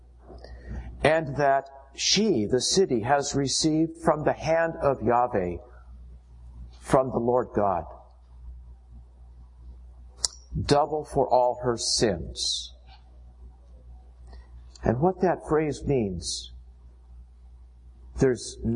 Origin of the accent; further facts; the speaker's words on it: United States